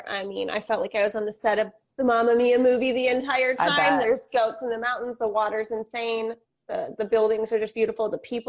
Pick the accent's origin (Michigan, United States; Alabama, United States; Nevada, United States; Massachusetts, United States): Michigan, United States; Flint; the radio station that we grew up listening to in Flint, Michigan.